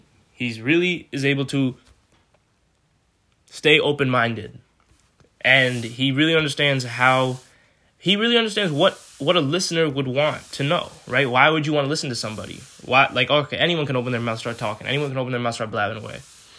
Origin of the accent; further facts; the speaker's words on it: India; Such a weird way to say it. I'm Indian too. I could get it right.